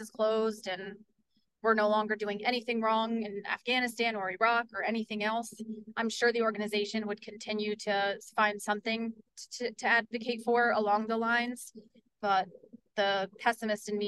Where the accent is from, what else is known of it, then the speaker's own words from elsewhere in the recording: Port Jervis, New York, United States; I am on council in the city of Port Jervis, and that's my hometown